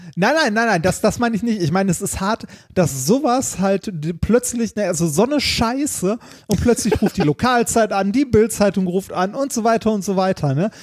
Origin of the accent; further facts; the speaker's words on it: Essen, North Rhine-Westphalia, Germany; nahe der Stadt Stadtteils, wo ich aufgewachsen bin, äh, und zwar an der Grenze zwischen Stadtmitte und Altendorf.